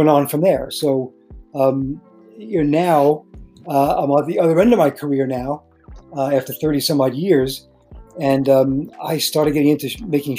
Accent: New York City, New York, United States; I was from Brooklyn

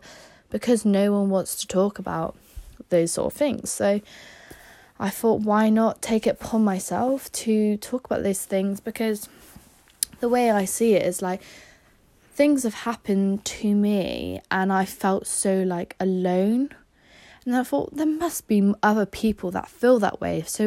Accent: Somerset, South West England, United Kingdom; I am from Somerset. I've been here my whole life

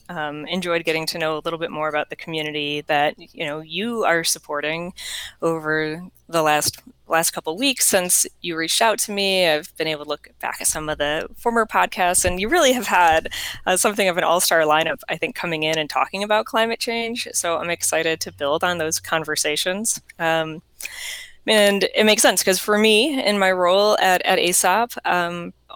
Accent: Cooperstown, New York, United States; growing up in a small and a rural town, but a town that is dominated by a major tourism industry of baseball, because I come from Cooperstown, New York

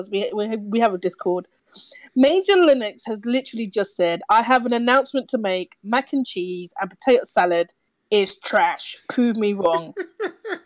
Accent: London, United Kingdom; you can tell that I'm from London.

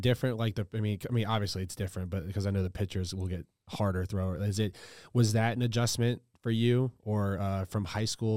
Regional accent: Louisiana, United States; moved away; I'm from Louisiana, so I'm a big L S U guy

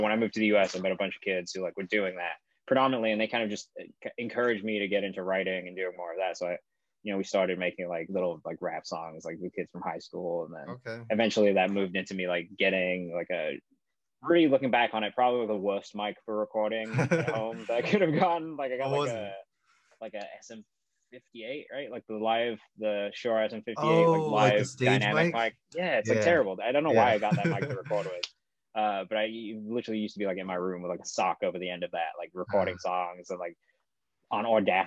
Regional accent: England, United Kingdom; I grew up in England

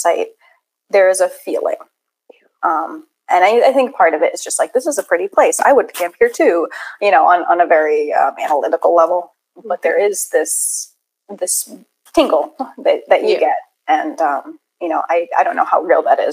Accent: New Hampshire, United States; born or raised there

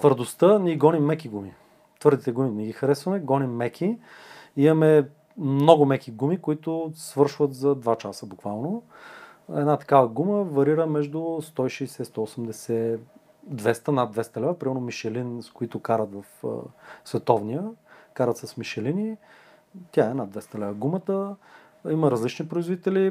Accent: Bulgaria; съм българин

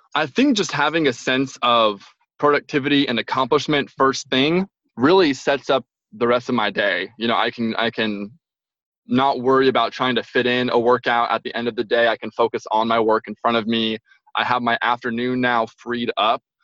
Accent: Franklin, Tennessee, United States; moved away as an adult; now in Albany, United States; I'm originally from Nashville, Tennessee. Um, there's a little town called Franklin, just south of Nashville.

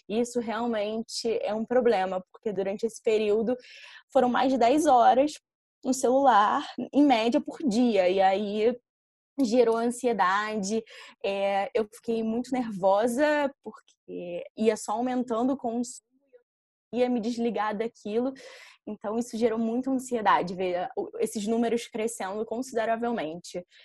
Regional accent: Rio de Janeiro, Brazil; eu tenho 23 anos e eu sempre fui criada na Tijuca, também na zona norte do Rio.

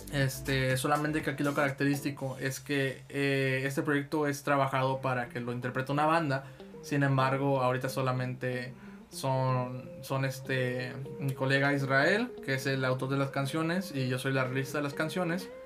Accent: Tampico, Tamaulipas, Mexico; yo soy de aquí, de Tampico, Tamaulipas

